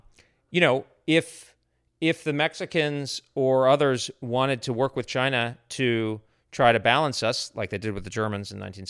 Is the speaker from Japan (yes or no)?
yes; Japan; I mean, I grew up in Japan. I love Japan.